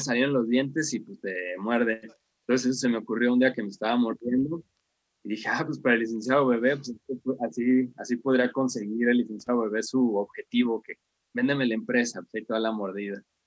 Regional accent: Mexico; soy de México

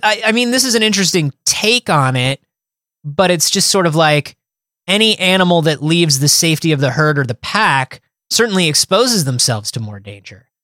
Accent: Florida, United States; Growing up in Florida

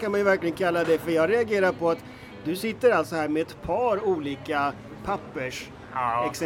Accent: Spain; Vi är båda födda och uppväxta i Spanien

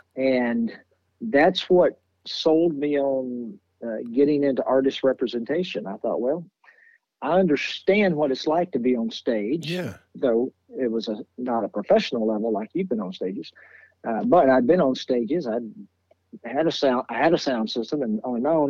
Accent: Nashville, Tennessee, United States; I was born and raised in Nashville

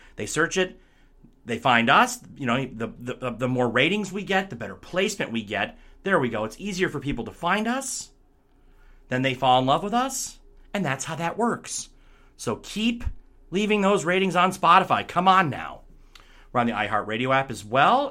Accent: Michigan, United States; moved away; I'm back in Michigan for this one, back in my hometown

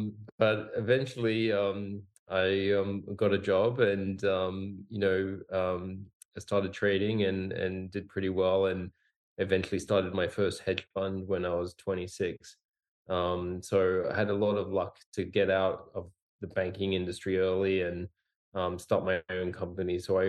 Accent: Singapore; also born or lived in Australia / Hong Kong; I was born in Australia and grew up in Singapore and Hong Kong.

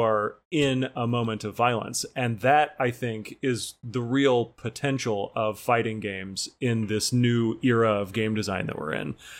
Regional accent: Missouri, United States; my home state of Missouri

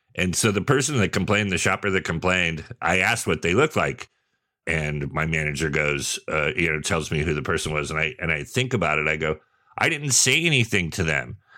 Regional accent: Sonoma, California, United States; also born or lived in Redwood City, California / San Jose, California; I grew up in Redwood City and San Jose first. So by the time I moved to Sonoma

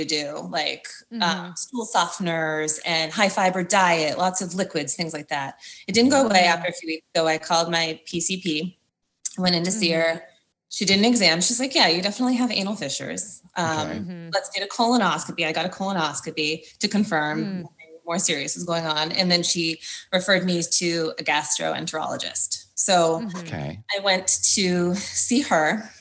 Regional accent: Massachusetts, United States; moved away as an adult; now in South Florida, United States; I was raised in Massachusetts and lived there my whole life until just about a year ago when I moved to South Florida with my family

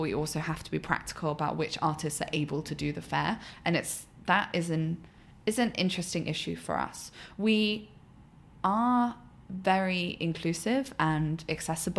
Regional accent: United Kingdom; moved away as an adult; now in United States; I'm British.

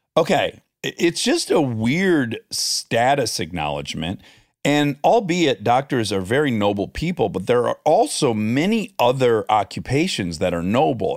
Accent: Milford, Michigan, United States; I'm from Milford, Michigan, twenty miles up U S twenty-three from you

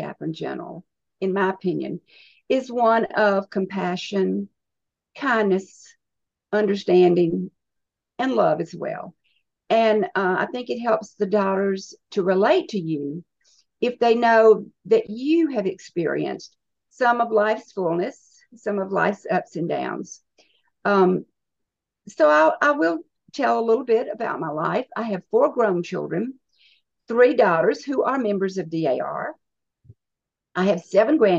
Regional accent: Georgia, United States; also born or lived in California / North Carolina; I was born in California, but grew up pretty much in Georgia and North Carolina. So my home has been Georgia for most of my life.

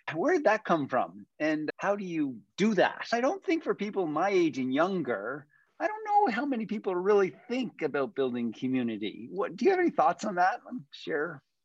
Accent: East Coast, Atlantic Canada, Canada; moved away; I come from the East Coast originally

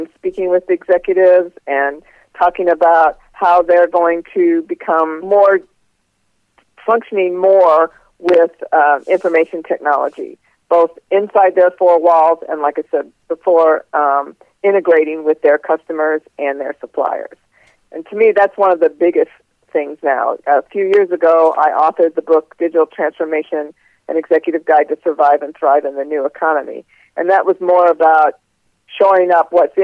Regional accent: St. Louis, Missouri, United States; I was raised in St. Louis, Missouri

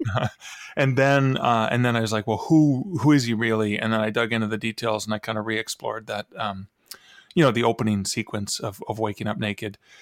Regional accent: Canada; I'm from Canada

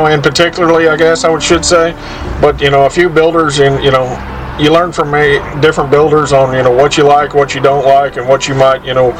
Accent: Mansfield, Texas, United States; also born or lived in Everman, Texas / Alvarado, Texas; I grew up in the Everman, Mansfield area, and I currently live in Alvarado.

